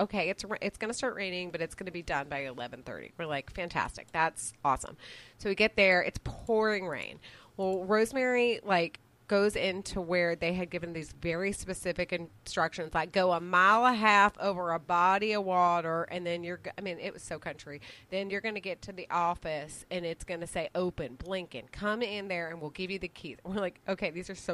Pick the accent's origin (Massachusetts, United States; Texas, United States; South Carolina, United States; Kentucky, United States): Texas, United States; Austin; I'm from Austin